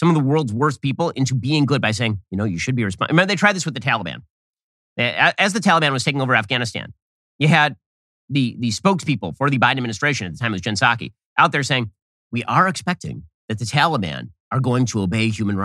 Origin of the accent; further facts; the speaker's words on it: United States; I'm an American